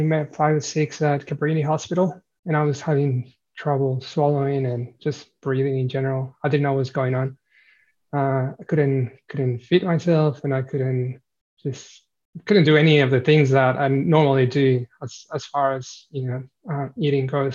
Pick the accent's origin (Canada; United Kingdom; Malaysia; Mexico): Mexico; moved away as an adult; now in Australia; I'm originally from Mexico, came to Australia about 10 years ago.